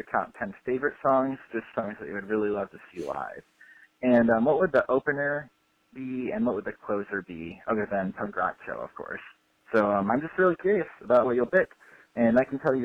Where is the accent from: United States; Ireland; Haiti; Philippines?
United States; Grand Rapids, Michigan; my hometown, Grand Rapids, Michigan